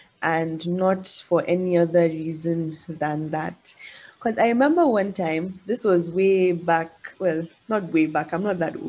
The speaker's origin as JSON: {"language": "English", "country": "Nigeria", "moved": "yes", "said": "as you know, I have not really grown up in my motherland. And yeah, so, as a Nigerian, unfortunately, in a lot of countries, Nigerians do not have the best reputation in the world."}